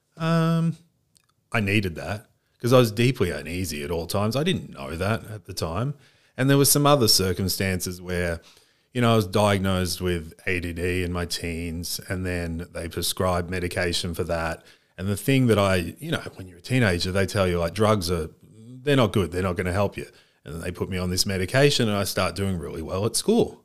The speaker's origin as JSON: {"language": "English", "country": "Australia", "tie": "born or raised there", "also_born_or_lived": "United States", "said": "I was born in Australia. We moved when I was quite young to the States. I was, um, the Australian kid in America. and then the American kid in Australia when we moved back"}